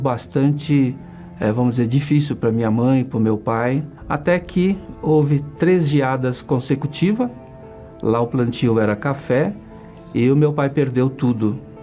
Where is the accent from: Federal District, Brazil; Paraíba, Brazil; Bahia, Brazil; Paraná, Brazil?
Paraná, Brazil; Iporã; moved away; also born or lived in São Paulo; eu vim do interior do Paraná, uma cidade bem pequena chamada Iporã, e nasci num sítio